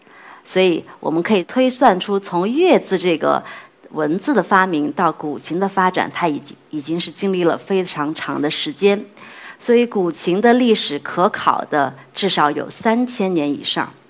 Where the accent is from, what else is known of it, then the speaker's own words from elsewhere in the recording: China; 去跟世界各地的朋友去分享我们的中国文化、